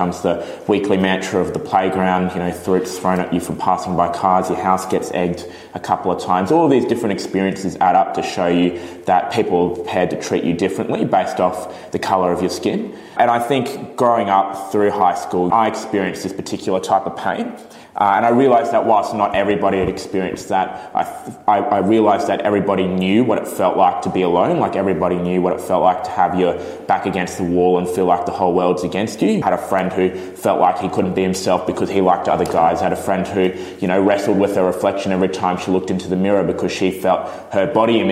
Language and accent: English; Brisbane, Queensland, Australia; also born or lived in Bangalore, India; now in Melbourne, Australia; my mother's Chinese, my dad's Italian, and I was born in Brisbane